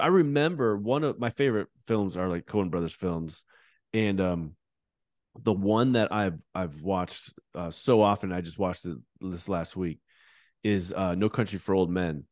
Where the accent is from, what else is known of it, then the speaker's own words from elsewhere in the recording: United States; as an American evangelical